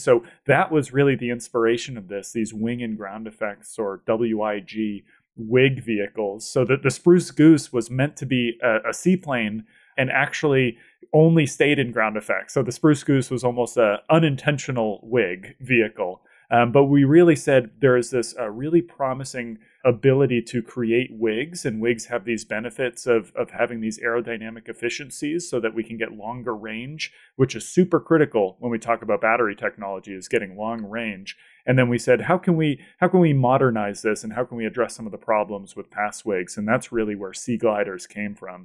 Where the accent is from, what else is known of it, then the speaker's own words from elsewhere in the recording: Boston, Massachusetts, United States; I grew up in the Boston area